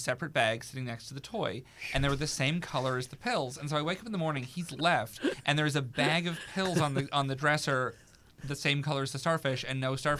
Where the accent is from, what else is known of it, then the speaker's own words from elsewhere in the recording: New Zealand; And I was like, I'm from New Zealand. I can't go home.